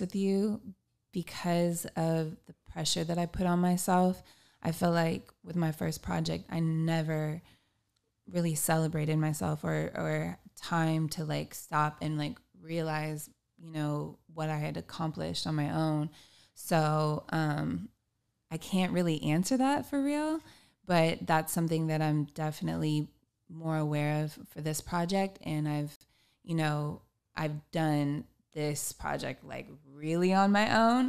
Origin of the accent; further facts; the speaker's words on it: Long Beach, California, United States; I am a musician from Long Beach, California.